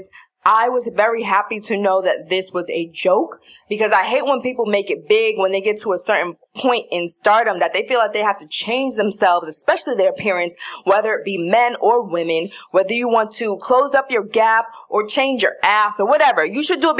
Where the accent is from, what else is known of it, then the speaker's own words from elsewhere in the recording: New York City, New York, United States; I know Brooklyn, born and raised. I grew up and now live close to Brownsville. I grew up in Crown Heights.